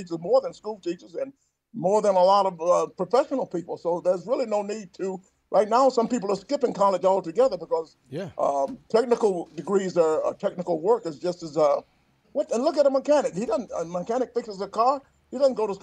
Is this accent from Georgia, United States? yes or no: yes; Atlanta, Georgia, United States; I grew up here in Atlanta, Georgia.